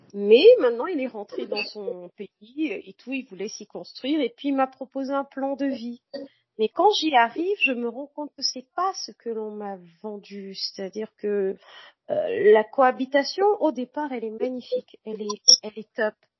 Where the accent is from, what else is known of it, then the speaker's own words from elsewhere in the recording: Bafoussam, West, Cameroon; moved away; also born or lived in Cotonou, Benin; je suis née à Bafoussam, au Cameroun